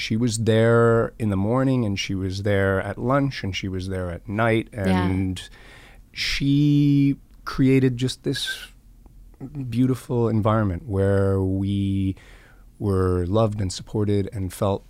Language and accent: English; Scotland, United Kingdom; Yeah, I grew up in Scotland.